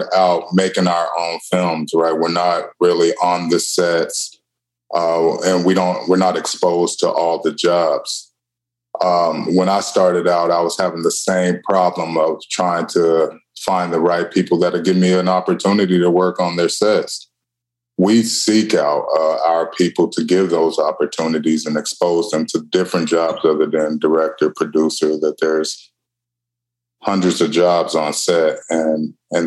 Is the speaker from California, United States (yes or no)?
no; Denver, Colorado, United States; moved away as an adult; also born or lived in Tacoma, United States; now in Portland, United States; I'm originally from Denver, and I moved up to Tacoma back in 2017.